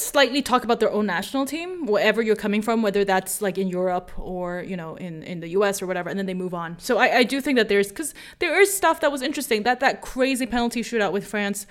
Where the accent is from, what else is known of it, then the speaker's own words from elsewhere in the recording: United States; as an American